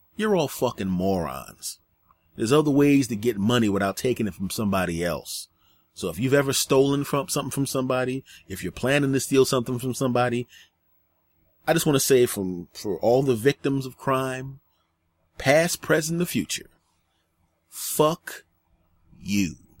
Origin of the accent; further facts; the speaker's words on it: Philadelphia, Pennsylvania, United States; I was in Philadelphia, my hometown at the time.